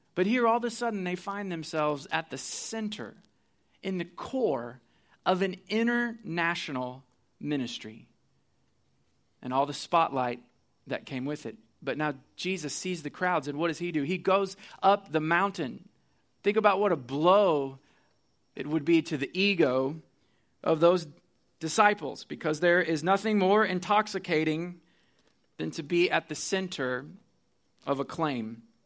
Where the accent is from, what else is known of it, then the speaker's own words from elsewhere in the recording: Missouri, United States; I'm from Missouri, so I went back to my university there